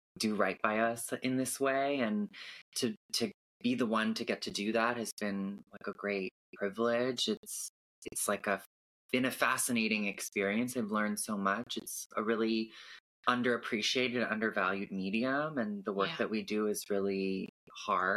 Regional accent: Canada; also born or lived in California; I was born in California and I grew up in Canada

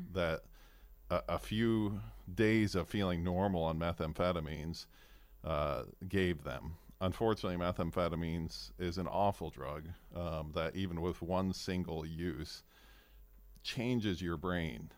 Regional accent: Fairbanks, Alaska, United States; moved away; also born or lived in Kodiak, Alaska; I grew up in Fairbanks

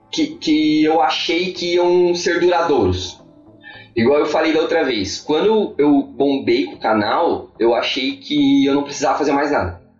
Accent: Joinville, Santa Catarina, Brazil; quando eu vim de Joinville, eu tava com aquela coisa do pra tu, pra ti, tá ligado?

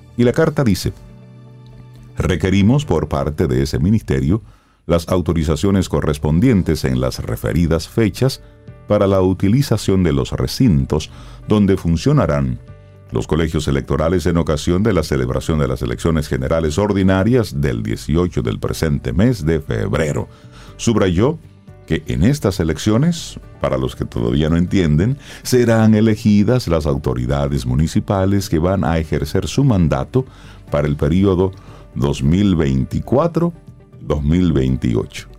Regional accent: Dominican Republic; nosotros como dominicanos

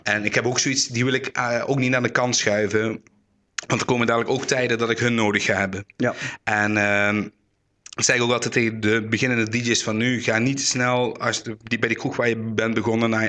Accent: Roermond, Limburg, Netherlands; ik kom uit Roermond

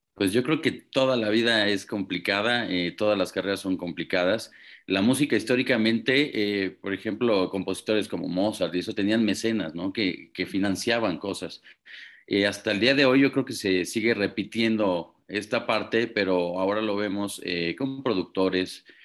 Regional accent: Mexico

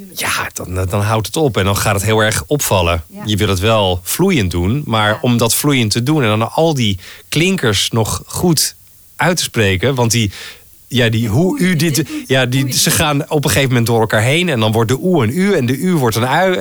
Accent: North Holland, Netherlands; ik, ja, kom uit Noord-Holland

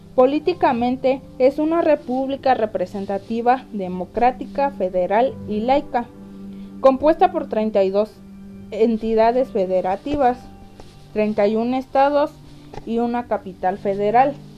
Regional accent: Mexico; para nosotros como mexicanos

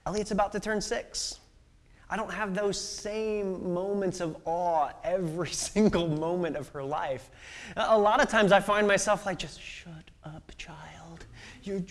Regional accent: Illinois, United States; moved away as an adult; now in Seattle, United States; I grew up in Illinois

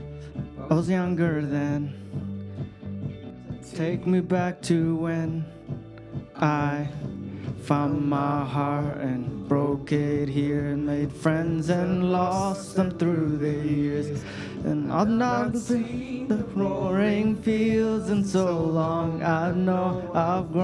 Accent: Ethiopia; moved away; I was born in Ethiopia, in a small village

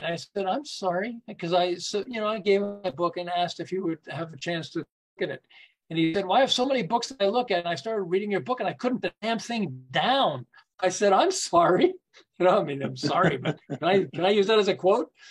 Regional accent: Montreal, Quebec, Canada; moved away as an adult; also born or lived in Southern California; I'm originally from Montreal

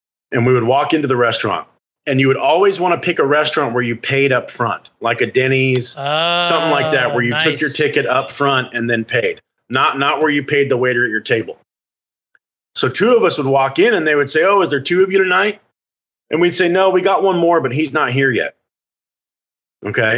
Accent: Phoenix, Arizona, United States; we grew up in Phoenix, which was the fifth largest metropolitan area at the time

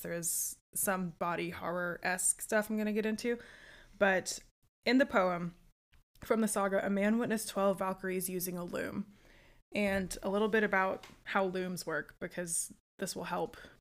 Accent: United States; I'm American

